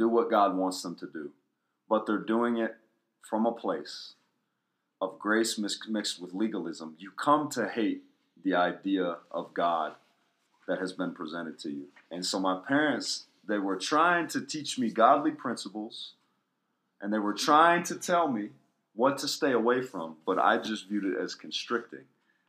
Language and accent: English; Somerville, Pennsylvania, United States; also born or lived in Connecticut; Small town, started off in Somerville, Pennsylvania, like 500 people. And then from there, we moved to Connecticut